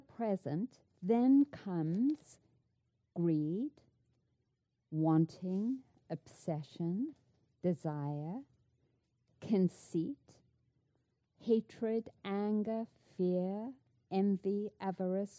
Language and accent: English; South Africa; moved away; I grew up in South Africa